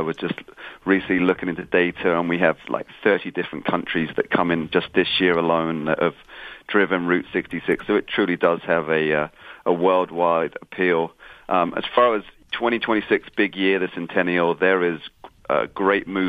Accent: England, United Kingdom; now in Springfield, United States; I'm from England originally, and moving here

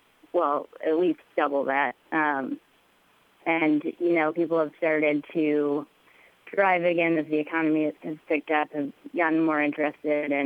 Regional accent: Cedar Rapids, Iowa, United States; I was born and raised in Cedar Rapids, Iowa.

